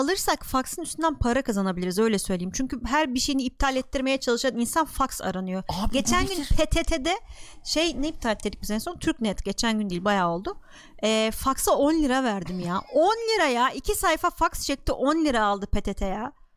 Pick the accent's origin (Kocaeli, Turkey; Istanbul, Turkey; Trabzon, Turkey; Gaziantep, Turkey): Gaziantep, Turkey; Ben Antepliyim